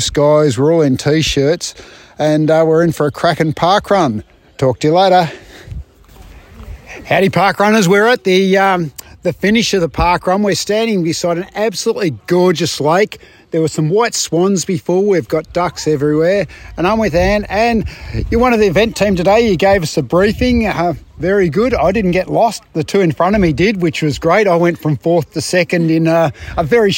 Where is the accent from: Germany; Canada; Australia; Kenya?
Australia; accent: Aussie; also born or lived in Inverloch; my Aussie accent